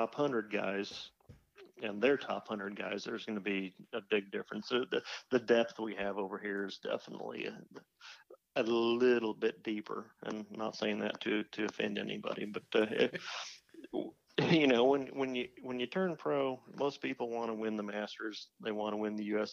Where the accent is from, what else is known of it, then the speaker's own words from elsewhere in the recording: California, United States; I'm from California